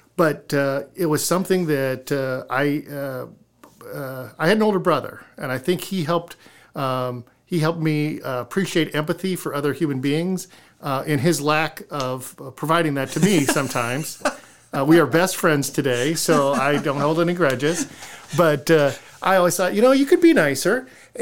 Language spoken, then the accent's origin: English; Iowa City, Iowa, United States; now in Decorah, United States; I'm growing up in Iowa City.